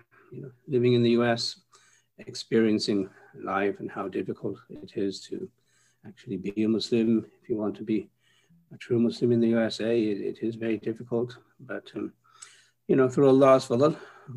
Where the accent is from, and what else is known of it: Gloucester, South West England, United Kingdom; born or raised there; moved away as an adult; also born or lived in India / Gujarat, India; now in Chicago, United States